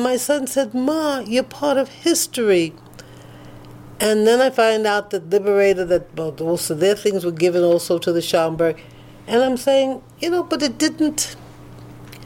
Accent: New York, United States; moved away as an adult; now in Franklin, United States; I grew up in New York when you couldn't go in certain restaurants.

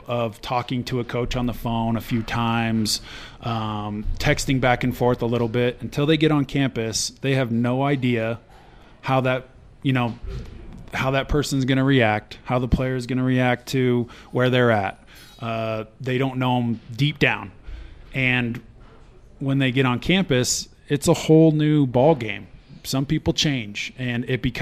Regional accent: Wyoming, United States; I'm from Wyoming, so I had a lot of friends that came from Cody and knew them

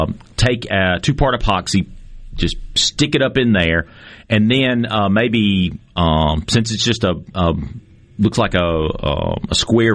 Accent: Chickasaw County, North Mississippi, United States; I'm from North Mississippi. I'm from Chickasaw County.

